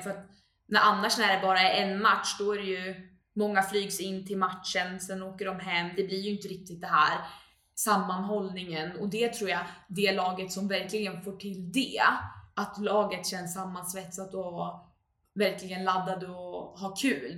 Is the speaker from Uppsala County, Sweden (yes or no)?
yes; Uppsala, Uppsala County, Sweden; jag är uppvuxen här i Uppsala